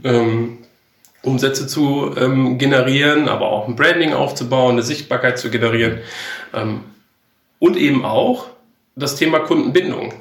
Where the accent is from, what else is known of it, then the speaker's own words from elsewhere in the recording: Enger, North Rhine-Westphalia, Germany; moved away as an adult; also born or lived in Bielefeld / Gütersloh / Munich; Ich komme ähm, gebürtig aus ähm, Herford, beziehungsweise genauer ähm, Enger, mhm. äh, bin ich ähm, aufgewachsen